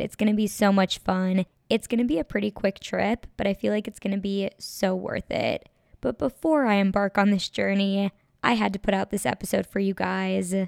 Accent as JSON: {"language": "English", "region": "Minnesota", "country": "United States", "also_born_or_lived": "Los Angeles", "moved": "as an adult", "lives_now": "Chicago, United States", "said": "I'm from Minnesota, and I now live in Chicago"}